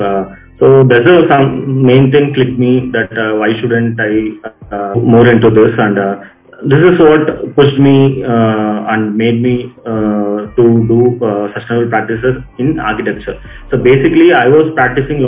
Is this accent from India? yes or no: yes; Chennai, Tamil Nadu, India; I'm from Chennai, so I am doing architecture. I did my architecture in Chennai, so basically I'm a city person